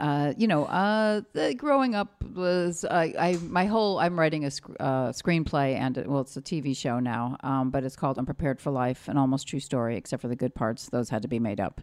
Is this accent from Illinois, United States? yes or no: yes; Chicago, Illinois, United States; also born or lived in Fort Leonard Wood, Missouri; Greenleaf Street, Chicago, Illinois